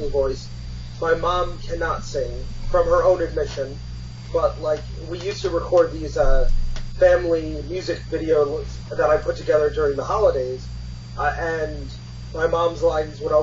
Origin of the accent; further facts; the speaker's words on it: Connecticut, United States; I grew up in Connecticut